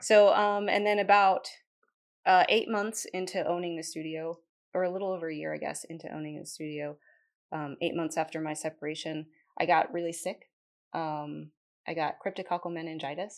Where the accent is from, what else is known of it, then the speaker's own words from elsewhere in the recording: New Jersey, United States; moved away as an adult; also born or lived in Concord, North Carolina / Denver, North Carolina; now in Kannapolis, United States; I am originally from New Jersey